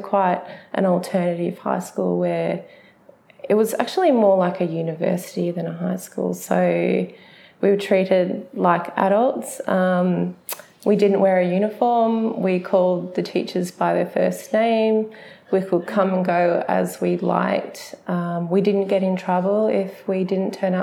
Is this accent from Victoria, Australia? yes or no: yes; Melbourne, Victoria, Australia; I grew up in the Bayside suburbs of Melbourne, which is about 20 kilometres from the CBD